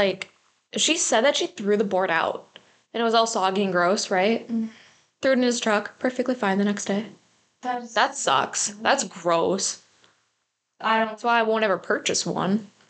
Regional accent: Malaysia; In my culture, I'm Malaysian, we have ghosts like the Pantacock.

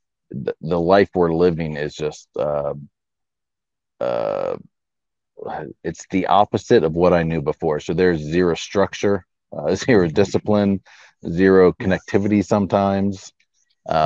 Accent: St. Augustine, Florida, United States; we're from St. Augustine, Florida

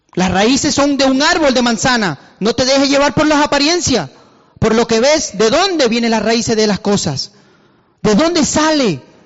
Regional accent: Venezuela; moved away; soy de Venezuela y he estado en Venezuela

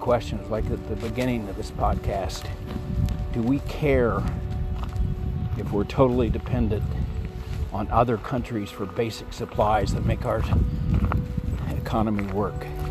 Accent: United States; I grew up on the Mexican border

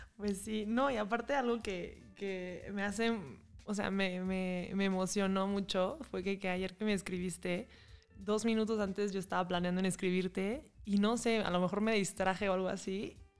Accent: Mexico City, Mexico; moved away as an adult; also born or lived in San Sebastián; now in Puebla, Mexico; Yo soy de la Ciudad de México, pero me vine a vivir a Puebla y ya llevo aquí como unos casi 7 años

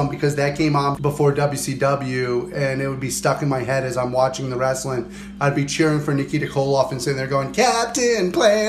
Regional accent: Mid-South, United States; growing up in the Mid-South area, growing up on that wrestling

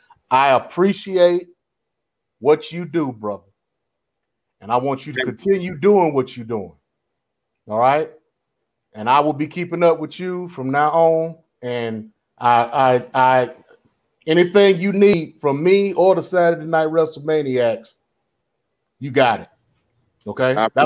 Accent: North Carolina, United States; I grew up in North Carolina. Okay, I've been a wrestling fan since 1974. I'm 51 years old.

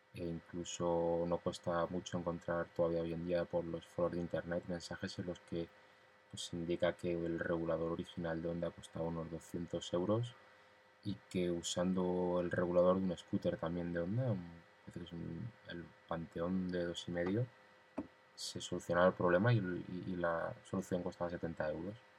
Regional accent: Madrid, Community of Madrid, Spain; como decimos en la capital, eh, soy de aquí, de Madrid

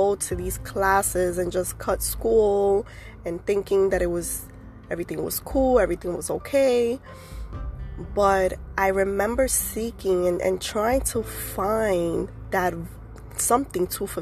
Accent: New York City, New York, United States; I was born and raised in the Bronx

